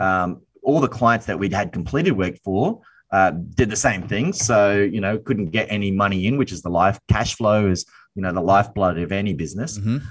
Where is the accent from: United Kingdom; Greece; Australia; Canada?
Australia; Brisbane, Queensland; born and raised here in Brisbane, Australia